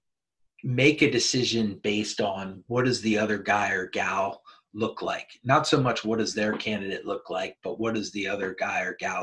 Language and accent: English; United States; As an American and as somebody that's served